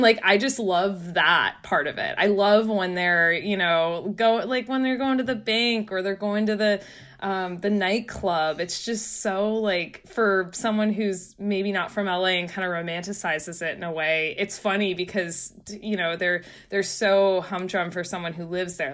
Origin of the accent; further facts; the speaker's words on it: San Francisco Bay Area, California, United States; now in New York, United States; I'm from the San Francisco Bay Area.